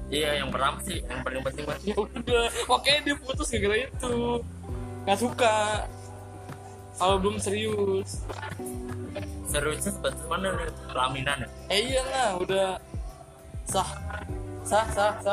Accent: Surabaya, East Java, Indonesia

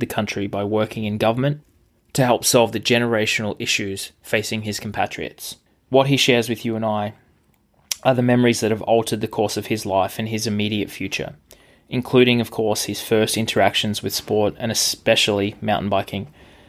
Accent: Australia; now in North America; my background of growing up in Australia and spending the last decade in North America is far removed from what Fareed describes.

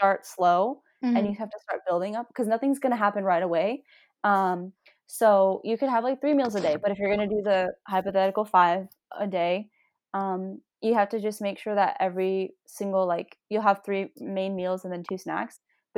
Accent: India; Well, we're Indian. We eat lentils.

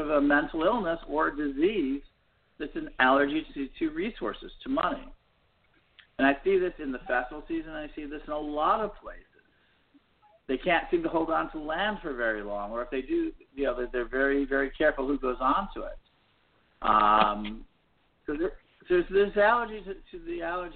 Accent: United States; I'm an American

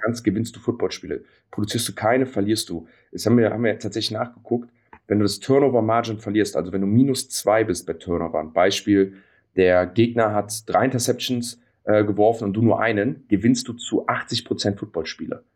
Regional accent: Cologne, North Rhine-Westphalia, Germany; wir sind ja alle Kölner

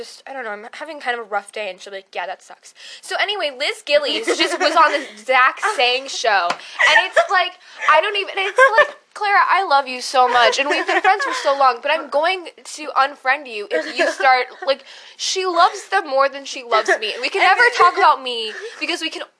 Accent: United Kingdom; Really, we're British. That's what we're trying to say, is that we're British off.

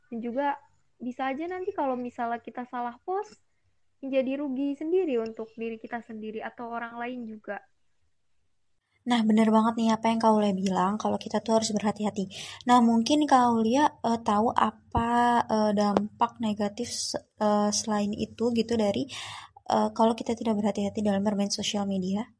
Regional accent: Bekasi, West Java, Indonesia; Asal aku juga sama nih kayak Kak Vita dari Bekasi.

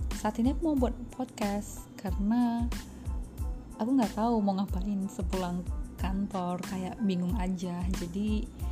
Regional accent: Batak, North Sumatra, Indonesia; aku orang Batak

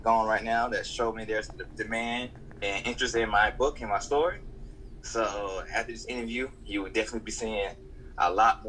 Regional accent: Augusta, Georgia, United States; I'm from Augusta, Georgia, which is 2 hours away from Atlanta

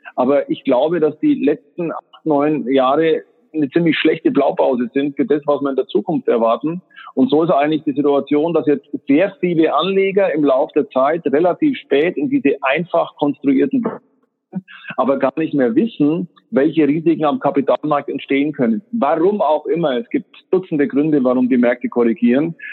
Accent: Germany; als Deutsche

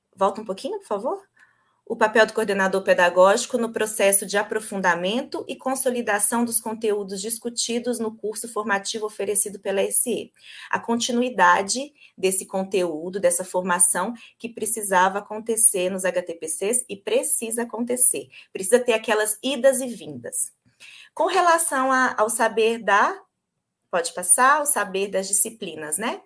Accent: Governador Valadares, Minas Gerais, Brazil; accent: mineiro; moved away as an adult; also born or lived in Viçosa / São Paulo; now in São Bernardo do Campo, Brazil; Eu pelo sotaque, vocês vão ver, eu sou mineira, sou de Governador Valadares

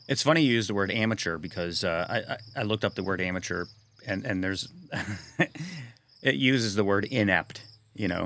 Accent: Sacandaga Lake, New York, United States; also born or lived in North Carolina / Broadalbin, New York; I grew up there on the Sacondaga Lake between the Catskills and the Adirondacks.

